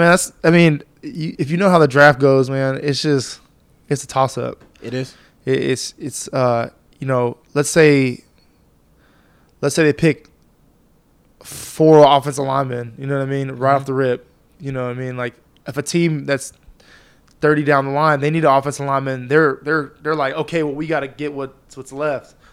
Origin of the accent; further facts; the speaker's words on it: Fresno, California, United States; I'm from Fresno, California, man. You put your finger in the middle of California